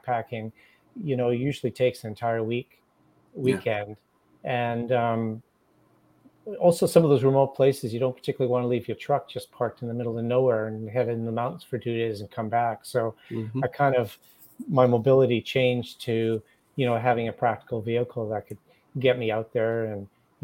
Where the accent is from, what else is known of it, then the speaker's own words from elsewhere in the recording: North Vancouver, British Columbia, Canada; also born or lived in The Hague, Netherlands; I was born in North Vancouver in British Columbia.